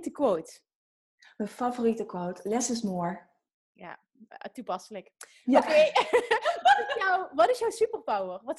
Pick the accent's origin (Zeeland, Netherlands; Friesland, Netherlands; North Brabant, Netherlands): Friesland, Netherlands; now in Arnhem, Netherlands; Eh, in Friesland.